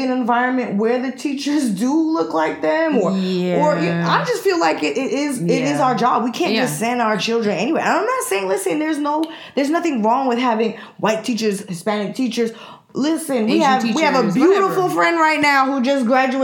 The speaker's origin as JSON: {"language": "English", "country": "Jamaica", "moved": "yes", "said": "we're from the West Indies, but even going back to Jamaica"}